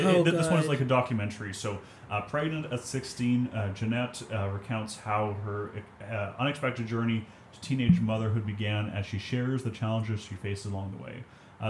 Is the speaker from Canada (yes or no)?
yes; Morden-Winkler area, Manitoba, Canada; born or raised there